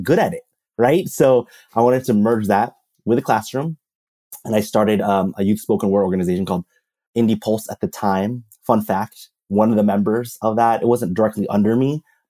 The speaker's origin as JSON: {"language": "English", "town": "Oceanside", "region": "California", "country": "United States", "tie": "born or raised there", "said": "born and raised in San Diego, California, you know, West Coast, best coast, you know, in a Filipino, like, Chicano, Mexican community in Oceanside, California"}